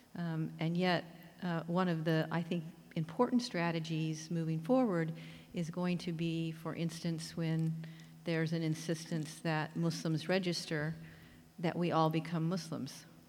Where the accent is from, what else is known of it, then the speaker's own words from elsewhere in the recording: Oklahoma, United States; moved away; They are the people I grew up with in Oklahoma